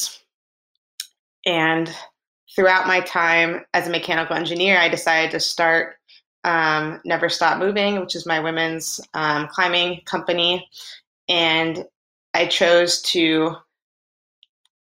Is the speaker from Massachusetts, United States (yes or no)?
yes; Boston, Massachusetts, United States; I grew up in Boston, Mass, in a small suburb